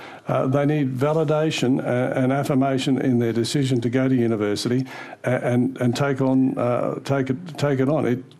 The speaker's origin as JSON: {"language": "English", "region": "Queensland", "country": "Australia", "tie": "born or raised there", "also_born_or_lived": "Yarraman, Queensland", "said": "I grew up in Mergen in the 1960s and went to university. I am still one of the few people who grew up in Mergen in the 1960s who ever went near a university, and certainly in Yarraman, where I did high school"}